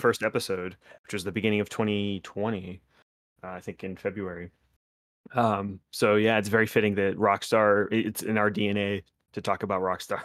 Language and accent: English; West Palm Beach, Florida, United States; my hometown area, like West Palm